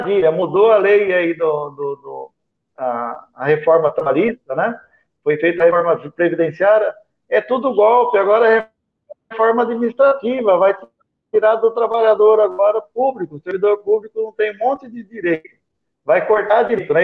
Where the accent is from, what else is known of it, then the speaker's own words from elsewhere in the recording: Brazil; como brasileiro. Eu quero que o meu povo tenha vida e vida digna